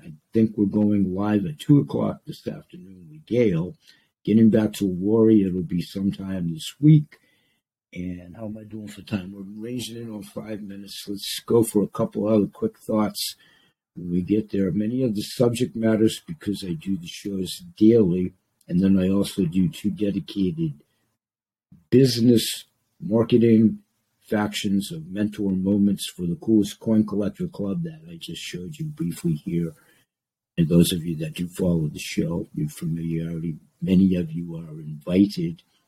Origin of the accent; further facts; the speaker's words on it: Portland, Maine, United States; Maine, my home state, Portland, Maine, my home city